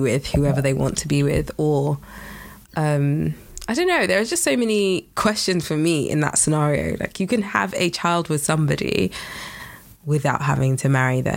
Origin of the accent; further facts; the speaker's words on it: Nigeria; I'm Nigerian